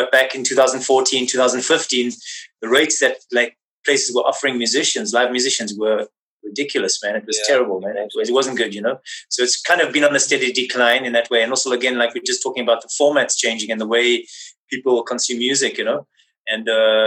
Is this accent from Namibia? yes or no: yes; Windhoek, Khomas, Namibia; moved away; I was born in Windhoek, Namibia